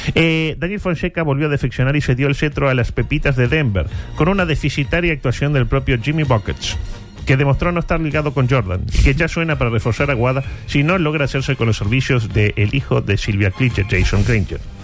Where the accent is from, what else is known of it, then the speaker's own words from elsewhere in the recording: Uruguay; como uruguayos